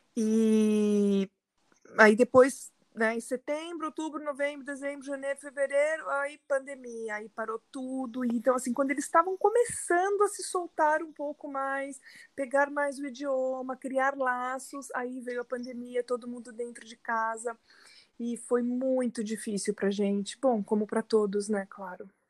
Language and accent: Portuguese; São Paulo, Brazil; moved away as an adult; also born or lived in São Bernardo do Campo, Brazil; now in Alcalá de Henares, Spain; eu sou de São Paulo, sou nascida em São Paulo, vivi muitos anos em São Bernardo, mas nos últimos 10 anos já vivi em São Paulo